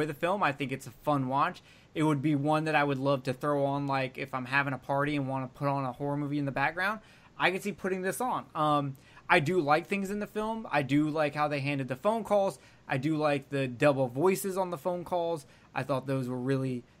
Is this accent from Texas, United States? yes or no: no; Alabama, United States; I'm from Alabama.